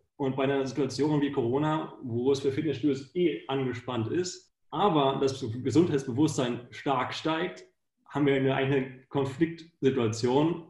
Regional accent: Hanover district, Lower Saxony, Germany; moved away as an adult; also born or lived in Munich, Germany / United States; now in Vienna, Austria; ich komme aus Deutschland, aus der LK Hannover

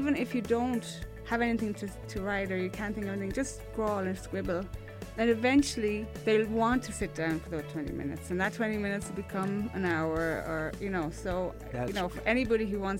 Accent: Sligo, Connacht, Ireland; moved away; these stories are all set in my hometown in Sligo. It's like a village

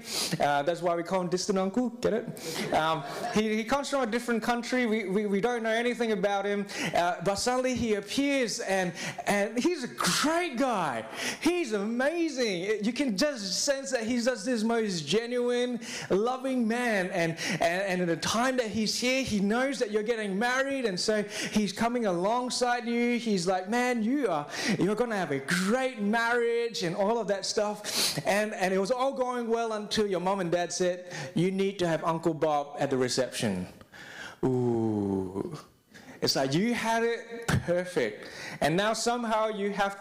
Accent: Singapore; now in Australia; I am from Singapore

